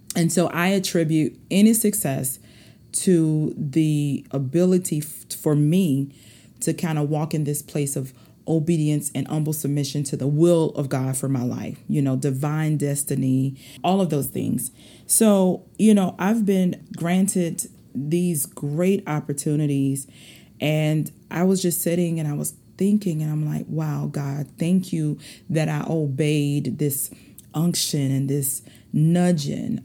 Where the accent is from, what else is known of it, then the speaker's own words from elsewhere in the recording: South Carolina, United States; accent: southern dialect; I already told y'all I'm from South Carolina, and sometimes this dialect come out